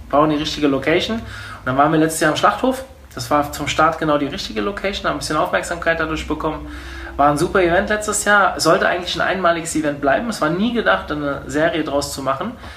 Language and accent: German; Hofheim am Taunus, Hesse, Germany; ich bin ja kein Wiesbadener, das habe ich ja eben schon gesagt. Ich komme eigentlich aus Hofheim